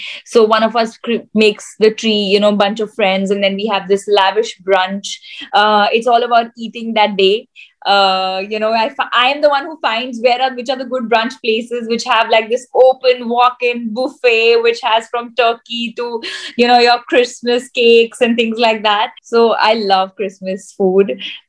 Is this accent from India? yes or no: yes; India; And I think to me, being an Indian is the most proud thing.